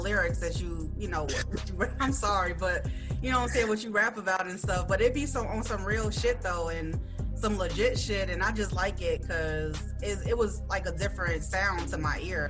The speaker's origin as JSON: {"language": "English", "town": "Chicago", "region": "Illinois", "country": "United States", "tie": "born or raised there", "said": "from my hometown, Chicago."}